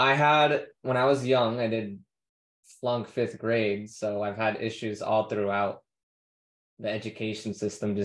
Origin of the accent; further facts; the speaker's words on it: United States; as American